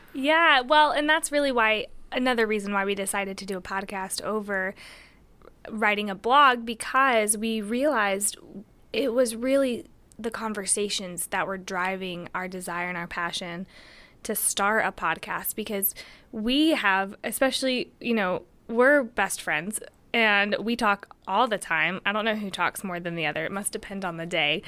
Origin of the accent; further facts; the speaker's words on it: Tennessee, United States; also born or lived in Johnson City, Tennessee; I'm white, and I'm American from Tennessee